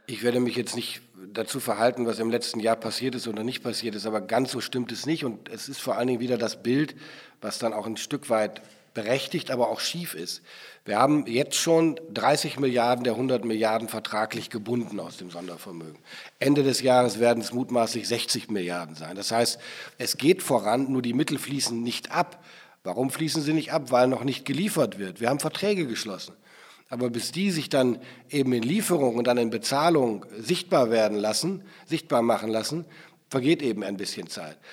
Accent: Germany; wir als Bundesrepublik Deutschland

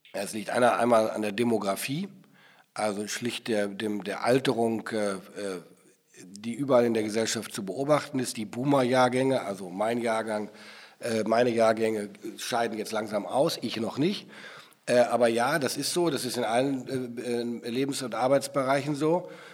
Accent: Germany; wir als Bundesrepublik Deutschland

